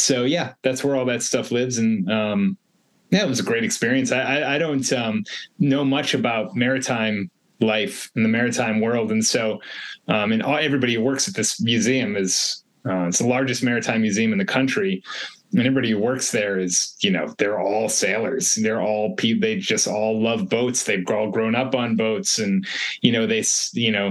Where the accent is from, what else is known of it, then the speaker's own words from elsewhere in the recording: East Coast, United States; now in Los Angeles, United States; I'm from the East Coast